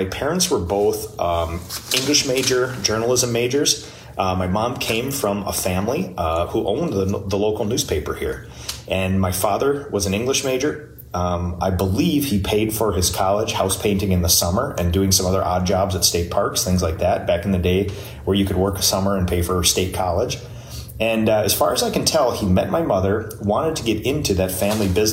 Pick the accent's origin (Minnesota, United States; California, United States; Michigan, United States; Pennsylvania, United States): Minnesota, United States; New Prague; I was born 1982 in New Prague, Minnesota, the place that I live right now. I've born and raised my entire life here